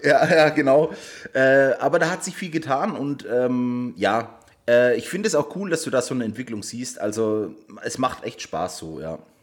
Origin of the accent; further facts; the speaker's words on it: Waldbüttelbrunn, Bavaria, Germany; Ich bin damals noch zur Schule gegangen und äh, ich komme aus Waldbüttelbrunn